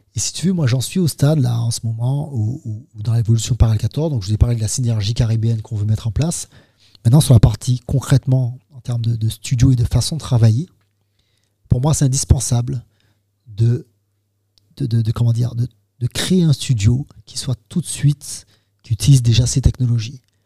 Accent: Martinique; nous, on est en Martinique, on est français

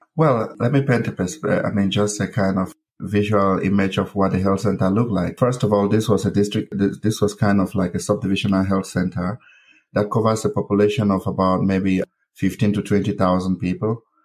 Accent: Misaje, North-West Region, Cameroon; I was born and raised in uh, Cameroon, specifically in a village called Misaje.

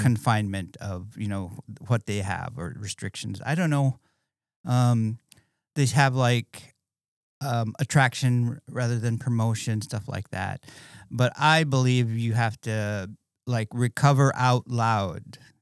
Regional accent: Bethel, Alaska, United States; moved away as an adult; growing up in Bethel, it was pretty crazy, um, very small town

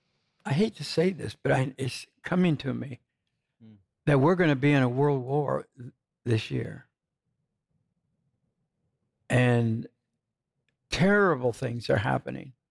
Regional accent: Muskegon, Michigan, United States; now in Branson, United States; I was born in Muskegon, Michigan, which is not many miles away from Traverse City, Michigan

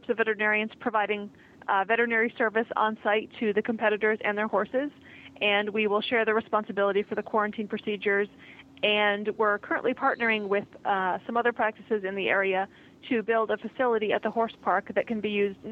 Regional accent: Western New York, United States; moved away as an adult; now in Lexington, United States; I'm originally from Western New York

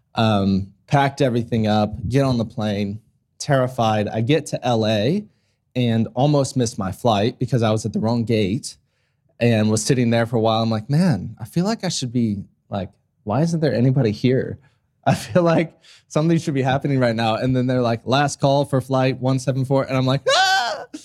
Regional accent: Ohio, United States; moved away as an adult; now in Australia; my hometown in Ohio

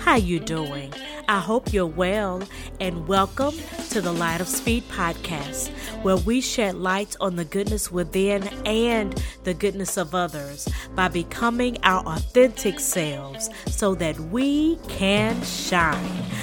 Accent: South Carolina, United States; accent: Southern; a slight Southern accent in my voice, I am from South Carolina

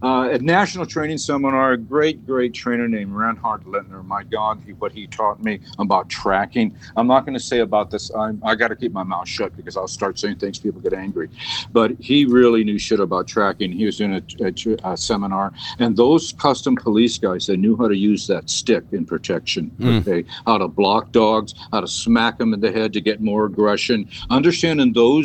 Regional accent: San Francisco, California, United States; I'm a hippie from San Francisco

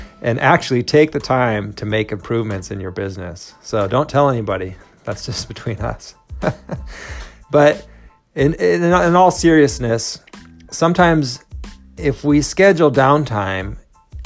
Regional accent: Minnesota, United States; now in California, United States; I grew up in Minnesota

